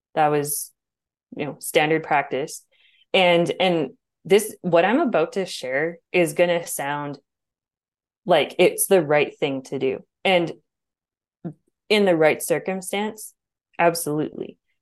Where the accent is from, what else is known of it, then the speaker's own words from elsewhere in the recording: Alberta, Canada; I grew up in Bible Belt, Canada.